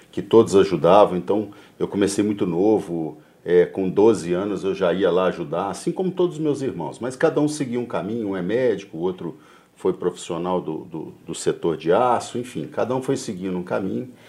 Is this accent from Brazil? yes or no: yes; Belo Horizonte, Minas Gerais, Brazil; also born or lived in Muzambinho; como a gente veio de Muzambinho, no sul de Minas, eu vim para cá com 3 anos de idade.